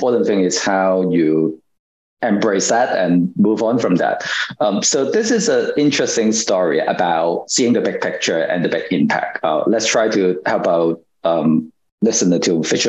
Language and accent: English; Hong Kong; I was born and raised in Hong Kong